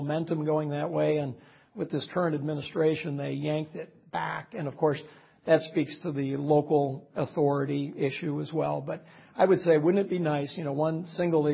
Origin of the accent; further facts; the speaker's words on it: Dane County, Wisconsin, United States; I grew up here in Dane County, K through 12 here, went to the university.